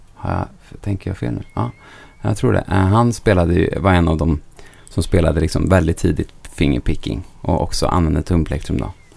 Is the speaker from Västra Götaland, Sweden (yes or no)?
yes; Bengtsfors, Västra Götaland, Sweden; accent: Dalsland dialect (Bengtsfors); jag är inte från Stockholm. Jag kommer från Bengtsfors i Dalsland